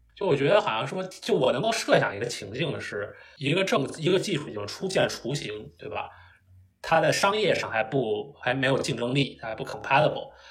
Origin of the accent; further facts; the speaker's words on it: Beijing, China; moved away as an adult; now in United States; 我本身是北京人，然后 当然我这个四，五年前就到美国来读书